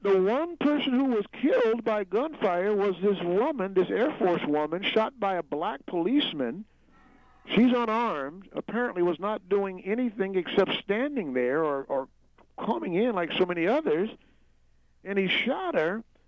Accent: United States; as an American

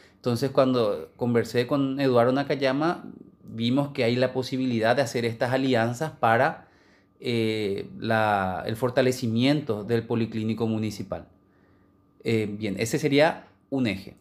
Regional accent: Paraguay; como cualquier paraguayo

